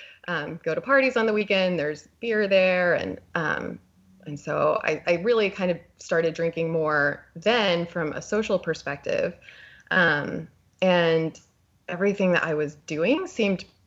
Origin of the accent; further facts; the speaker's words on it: Texas, United States; I was born in Texas, and I was raised in a pretty conservative religious family